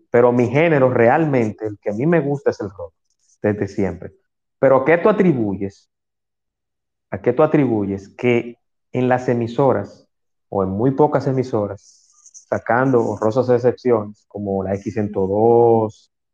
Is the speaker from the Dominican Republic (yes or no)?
yes; Dominican Republic; nosotros no somos un país como Argentina, que, tiene una tradición de rock de, 40, 50 años, pero aquí hay muy buenas bandas